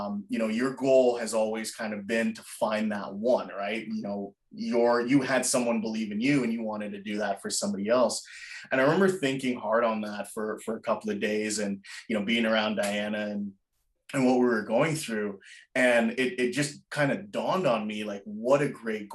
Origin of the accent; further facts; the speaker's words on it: Jamaica; moved away; I wasn't born in North America. I was born in Jamaica.